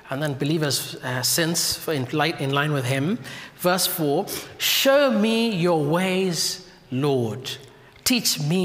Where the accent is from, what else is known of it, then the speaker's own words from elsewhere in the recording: Kenya; moved away; my home country, from Kenya.